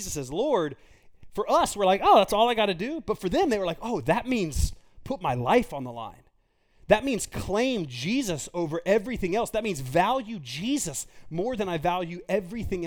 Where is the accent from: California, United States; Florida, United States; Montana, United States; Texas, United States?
Texas, United States; I grew up in Texas, the Bible Belt